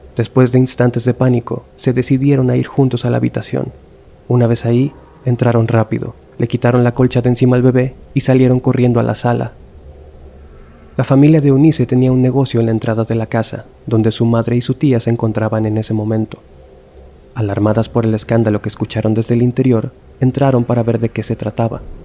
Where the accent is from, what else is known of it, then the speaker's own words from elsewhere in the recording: Culiacán, Sinaloa, Mexico; moved away as an adult; Yo nací en Culiacán, Sinaloa. Viví ahí hasta los 24 años